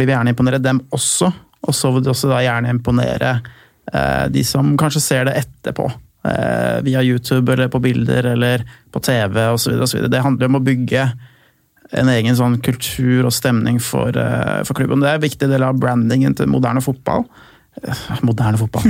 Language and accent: Norwegian; Lillestrøm, Akershus, Norway; da jeg vokste opp i Lillestrøm og jeg var liten gutt